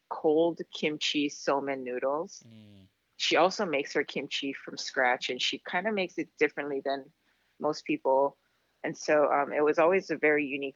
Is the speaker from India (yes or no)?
no; Guam; moved away as an adult; also born or lived in mainland United States; now in Wailea, United States; I was born and raised in Guam, which is an island in the South Pacific. I pretty much lived there my entire life until I was 18 and I moved to the mainland for college.